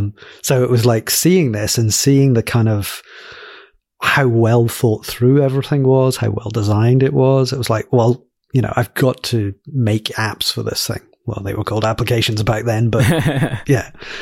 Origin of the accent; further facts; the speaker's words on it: Glasgow, Scotland, United Kingdom; So, I'm from Glasgow in Scotland. My accent sounds a bit in the middle between Scotland and England because my mum grew up in the south of England. So I kind of like sound English in Scotlan